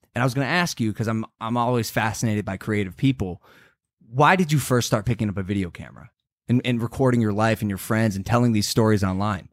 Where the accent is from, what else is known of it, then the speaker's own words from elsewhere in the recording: Ohio, United States; moved away; I'm a kid from Ohio